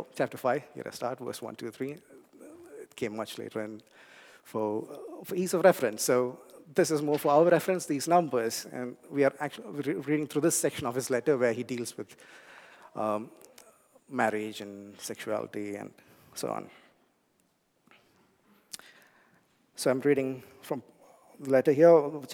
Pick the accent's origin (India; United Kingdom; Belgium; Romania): India; English is a second language; moved away; I grew up in a warm place. I come from India